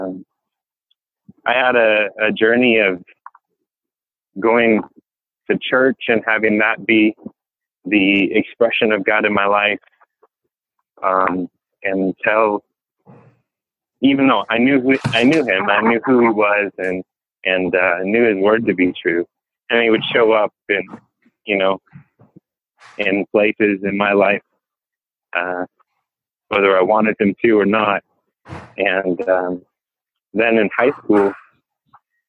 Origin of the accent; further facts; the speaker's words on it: Hawaii, United States; moved away as an adult; now in Boise, United States; I was born in Hawaii